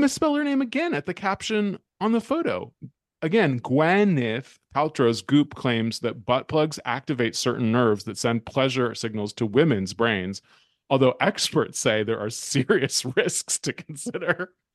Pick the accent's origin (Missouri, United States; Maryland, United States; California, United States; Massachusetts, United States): California, United States; Berkeley; my hometown of Berkeley, California